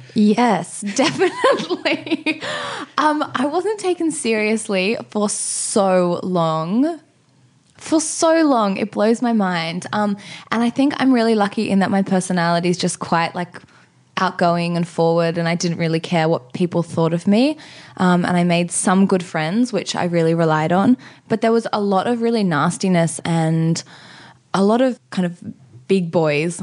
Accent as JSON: {"language": "English", "town": "Sydney", "region": "New South Wales", "country": "Australia", "tie": "born or raised there", "said": "I grew up in Maroubra on Maroubra Beach in the same place that my parents still live in now."}